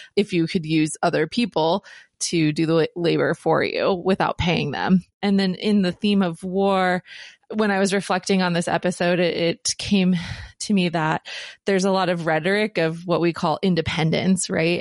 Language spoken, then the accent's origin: English; United States; as the U S, we are taught that we need to be on the offense always to protect our power, especially growing up in the, um, post nine eleven era